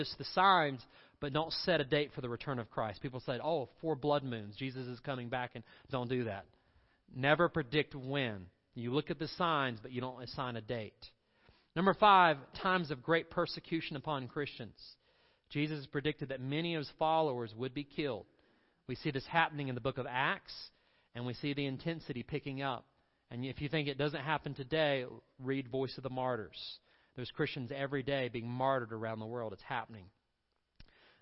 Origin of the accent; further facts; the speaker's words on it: Candler, North Carolina, United States; I grew up in Inca Candler. There was the Hominy Valley Swimming Pool